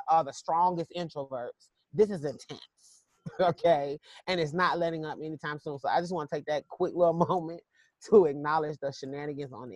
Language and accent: English; South Carolina, United States; now in Atlanta, United States; I'm from South Carolina. And so, you know, people are really kind of color struck there, as we say.